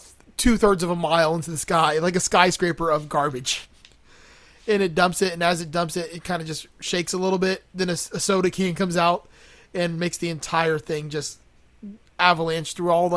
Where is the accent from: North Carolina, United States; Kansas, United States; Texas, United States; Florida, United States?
Florida, United States; Miami; I grew up in Miami